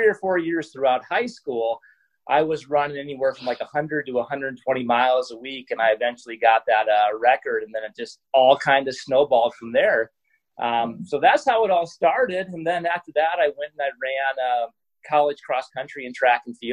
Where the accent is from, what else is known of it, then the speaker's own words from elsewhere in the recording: Iowa, United States; I'm originally from Iowa, which is a farming community